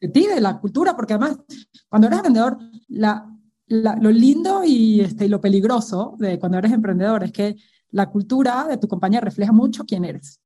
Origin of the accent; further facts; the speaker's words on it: Venezuela; moved away as an adult; now in Mexico; yo crecí en un entorno súper tradicional, ¿no? En Venezuela